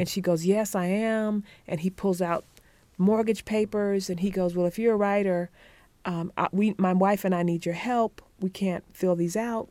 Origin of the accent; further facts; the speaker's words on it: Conway, South Carolina, United States; I was born in Conway, South Carolina, half a mile from the Atlantic Ocean.